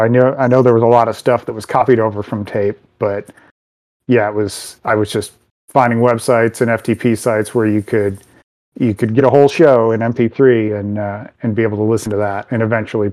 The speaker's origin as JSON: {"language": "English", "town": "Detroit", "region": "Michigan", "country": "United States", "tie": "born or raised there", "said": "I grew up out in Detroit, and this was at Car City Records."}